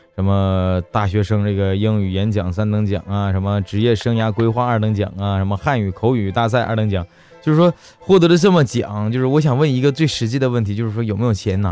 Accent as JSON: {"language": "Chinese", "region": "Northeast China", "country": "China", "said": "我们东北这边"}